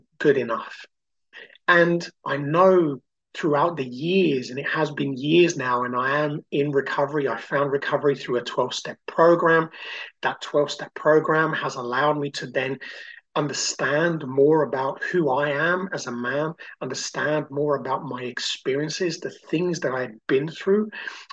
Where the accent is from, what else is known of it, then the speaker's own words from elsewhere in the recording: Brazil; now in United Kingdom; I grew up in Brazil and I came to the UK and always felt like an outsider